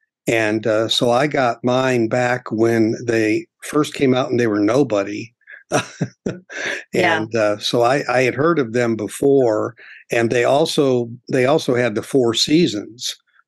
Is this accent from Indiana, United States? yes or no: yes; Gary, Indiana, United States; I grew up in Gary, Indiana.